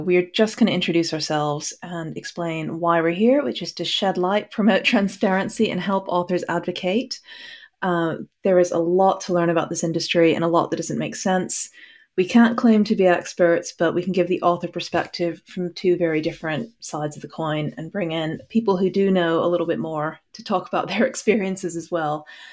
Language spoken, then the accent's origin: English; Hong Kong; also born or lived in Texas; now in United Kingdom; I grew up in Hong Kong, but was born in Texas or the other way around or something. And I now live in the U K